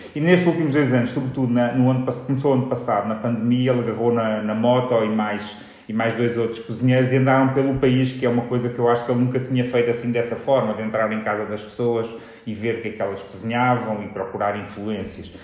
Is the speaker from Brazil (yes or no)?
no; Portugal; nós passamos a vida a fazer comparações entre Portugal e Espanha